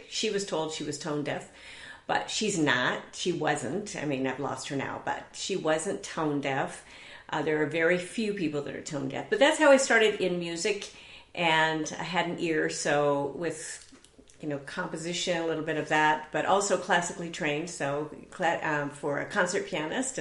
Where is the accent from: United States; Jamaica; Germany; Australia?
United States; Southern California; also born or lived in Eatonton, Georgia; I was born in Eatonton, Georgia, did not stay there long, but came out to Southern California and grew up around here